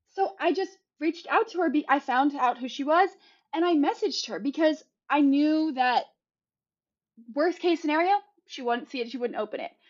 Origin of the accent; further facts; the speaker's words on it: South Carolina, United States; moved away as an adult; also born or lived in Savannah, Georgia; now in Los Angeles, United States; growing up in South Carolina